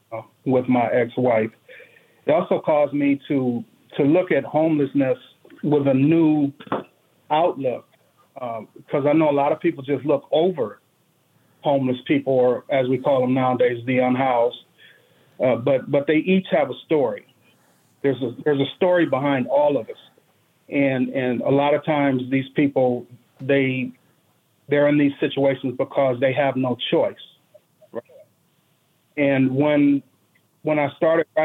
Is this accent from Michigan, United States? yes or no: yes; Detroit, Michigan, United States; moved away; I grew up in Detroit, a really, really rough area of the city